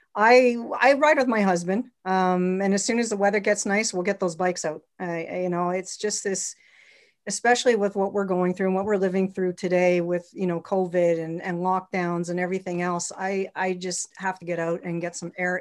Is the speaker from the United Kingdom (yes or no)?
no; Montreal, Quebec, Canada; I grew up in Montreal, Quebec